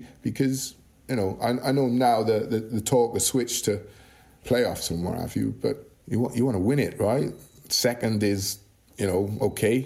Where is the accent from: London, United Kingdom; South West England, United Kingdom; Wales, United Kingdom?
Wales, United Kingdom; Welsh; being Welsh